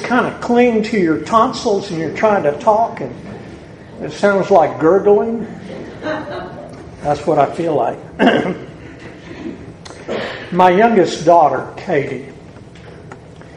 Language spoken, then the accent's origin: English; the South, United States; accent: southern; my southern accent